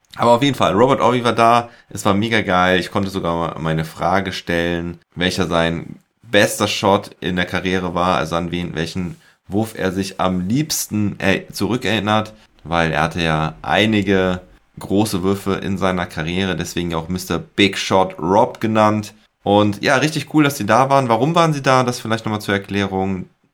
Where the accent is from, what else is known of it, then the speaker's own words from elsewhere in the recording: Ahr Valley, Rhineland-Palatinate, Germany; meine Heimat, das Ahrtal